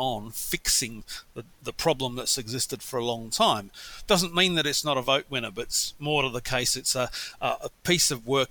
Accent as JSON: {"language": "English", "region": "Western Australia", "country": "Australia", "tie": "born or raised there", "moved": "yes", "said": "Albeit, you know, I grew up in Western Australia, which didn't have many railway lines, and where it did, there was only a limited number of level crossings left."}